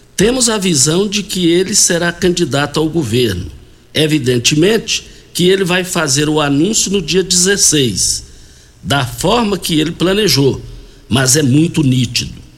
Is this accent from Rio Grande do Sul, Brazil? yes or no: no; Rio Verde, Goiás, Brazil; do quilômetro 6, saída para Itumbiara, onde nós nascemos ali no Douradinho. Dali nós fomos para a Laje